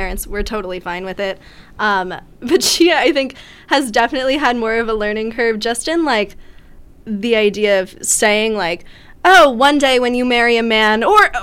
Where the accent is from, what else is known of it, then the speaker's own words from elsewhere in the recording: New Jersey, United States; now in Bloomington, United States; I'm also from New Jersey, so, you know, I'm from a much more liberal area than Indiana